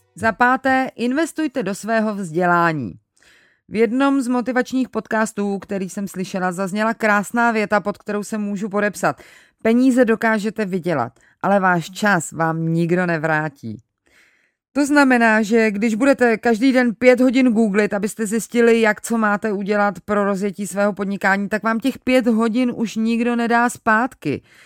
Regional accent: Czechia; u nás v Čechách

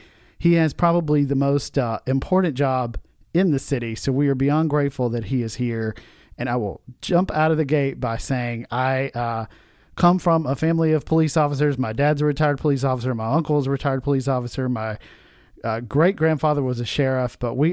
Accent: Nashville, Tennessee, United States; I'm a local Nashvillian

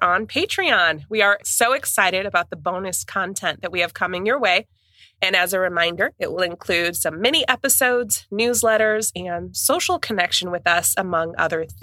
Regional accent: Midwest, United States

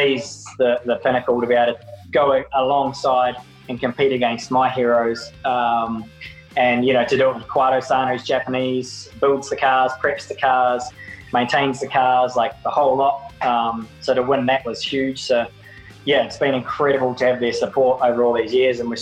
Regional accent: New Zealand; Being just a Kiwi, no brothers, no sisters, growing up with my mum

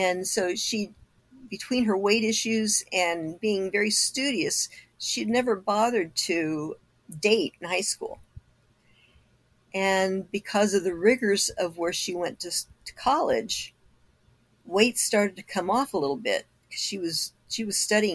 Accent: Kokomo, Indiana, United States; now in Arizona, United States; my hometown

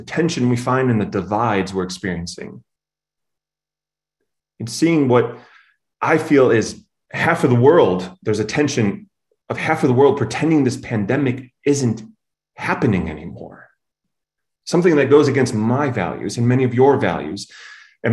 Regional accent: Chicago, Illinois, United States; being a Chicagoan, right? It's in my blood, generations deep.

